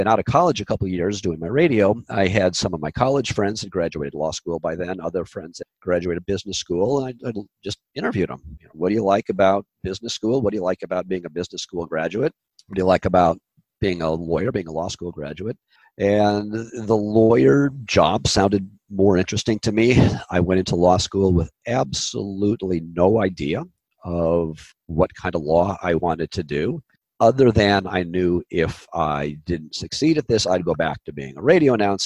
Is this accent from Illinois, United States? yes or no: no; Orange County, California, United States; also born or lived in Chicago / Los Angeles; now in Santa Barbara, United States; I grew up in Orange County, went to UCLA